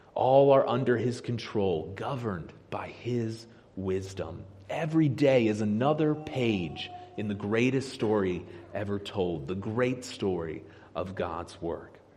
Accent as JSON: {"language": "English", "town": "Harrisburg", "region": "Pennsylvania", "country": "United States", "tie": "born or raised there", "said": "I grew up here in the Harrisburg area"}